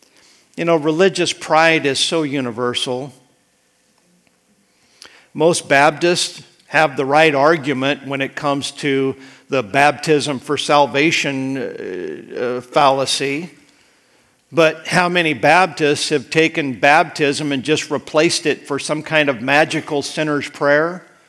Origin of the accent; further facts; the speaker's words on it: Idaho, United States; when I was growing up in Idaho.